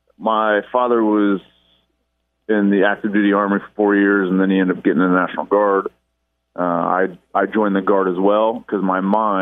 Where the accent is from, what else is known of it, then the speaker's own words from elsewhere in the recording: Lafayette, Indiana, United States; Good old Lafayette.